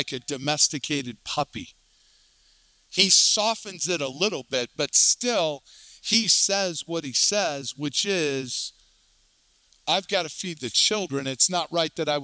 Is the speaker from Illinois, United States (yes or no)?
no; Colorado, United States; I grew up right here in Colorado